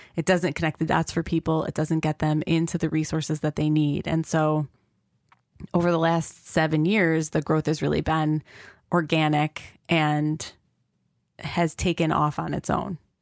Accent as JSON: {"language": "English", "town": "Rochester", "region": "New York", "country": "United States", "said": "I was from Rochester and didn't know anything about the local resources"}